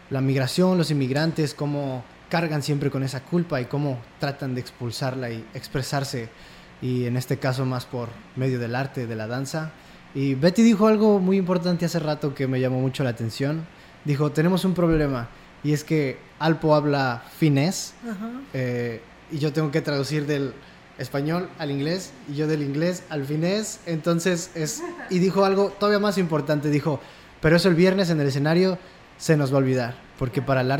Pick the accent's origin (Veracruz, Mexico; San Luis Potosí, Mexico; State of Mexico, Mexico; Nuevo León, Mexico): San Luis Potosí, Mexico; also born or lived in Ciudad Valles; Sí, yo nací en San Luis.